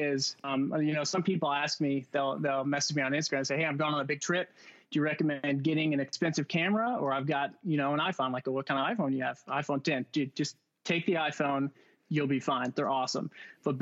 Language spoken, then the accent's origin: English; Louisville, Kentucky, United States; born and raised in Louisville, Kentucky